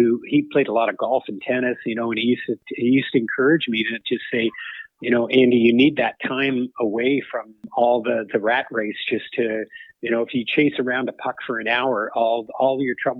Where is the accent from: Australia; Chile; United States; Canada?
Canada; growing up as a Canadian kid